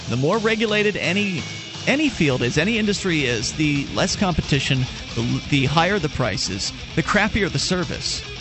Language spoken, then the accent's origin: English; Canada; because it's one thing when you're growing up in Canada and they're telling you things like